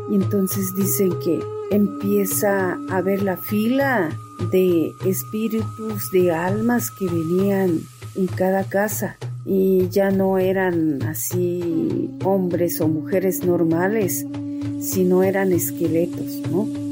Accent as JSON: {"language": "Spanish", "area": "Tzotzil land", "region": "Chiapas", "country": "Mexico", "said": "con mis abuelos, con mis padres en mi tierra tzotzil"}